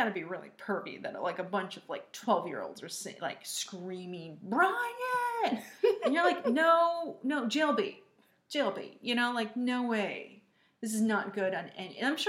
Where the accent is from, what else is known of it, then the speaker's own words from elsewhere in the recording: Northville, Michigan, United States; I grew up in Michigan, and when I was in middle school, it was predominantly Northville, Michigan. It was predominantly white.